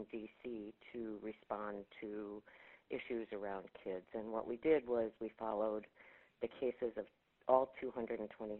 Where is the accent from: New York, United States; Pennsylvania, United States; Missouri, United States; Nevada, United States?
New York, United States; Buffalo; moved away as an adult; also born or lived in Maryland / Florida; I was born and raised in Buffalo